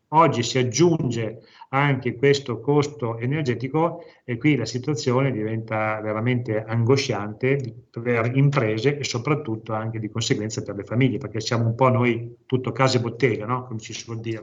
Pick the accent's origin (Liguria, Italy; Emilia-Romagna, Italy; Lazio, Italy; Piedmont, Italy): Emilia-Romagna, Italy; province of Parma; vengo dalla provincia di Parma